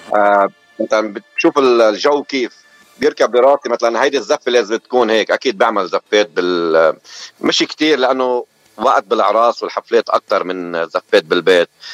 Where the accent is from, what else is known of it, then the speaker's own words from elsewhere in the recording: Ain el-Tineh, Beqaa, Lebanon; now in Dearborn, United States; انا من لبنان من ضيعه حلوه كثير من البقاع الغربي من بلد اسمها عين التيني